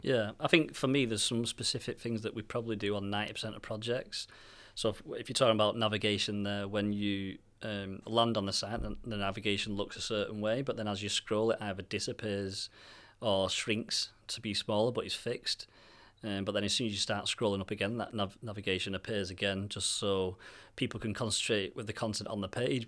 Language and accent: English; Manchester, North West England, United Kingdom; we're from Manchester